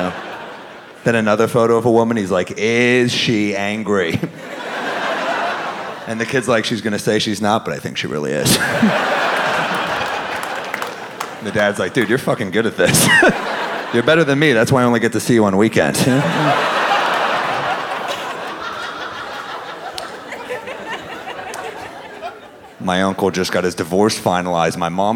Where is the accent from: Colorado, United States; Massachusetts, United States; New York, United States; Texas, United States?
New York, United States; I'm a New Yorker